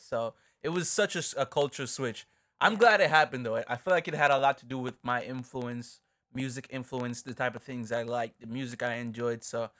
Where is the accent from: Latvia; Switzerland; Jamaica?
Jamaica; now in United States; Let's get into growing up emo and being Jamaican. What is that? Check it out. So so we obviously spoke about moving from Jamaica to upstate New York and how much of a culture switch that was.